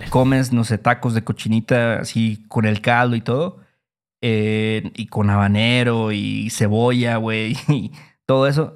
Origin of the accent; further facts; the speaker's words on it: Mexico; como mexicanos